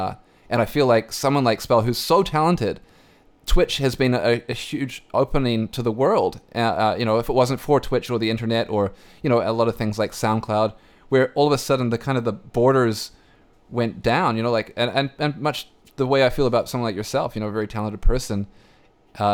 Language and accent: English; New Zealand; now in Vancouver, Canada; I feel like as a New Zealander, as someone who grew up a New Zealander